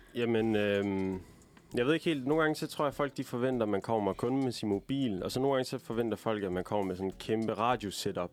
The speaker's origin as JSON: {"language": "Danish", "town": "Aalborg", "region": "North Denmark Region", "country": "Denmark", "said": "ligesom dig, Liv, så er jeg fra Aalborg"}